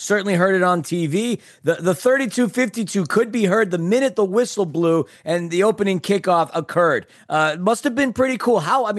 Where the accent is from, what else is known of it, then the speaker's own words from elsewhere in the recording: Queens, New York, United States; I don't know. I'm from Queens. What do I know?